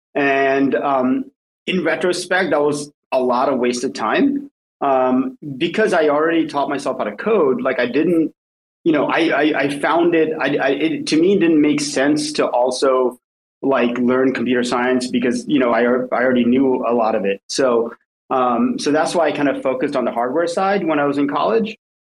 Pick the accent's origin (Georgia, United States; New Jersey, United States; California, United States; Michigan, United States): New Jersey, United States; also born or lived in Southampton, United Kingdom; now in New York City, United States; then we moved to New Jersey, and that's kind of where I grew up most of my life, most of my child, most of my childhood, uh, going to middle school mm. and uh, high school